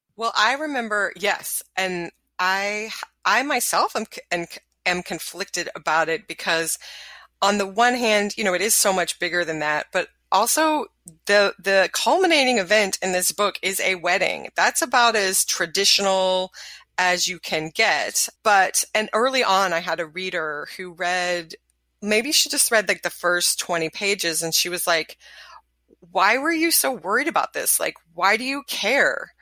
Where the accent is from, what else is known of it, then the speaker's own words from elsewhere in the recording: the South, United States; I'm from the South.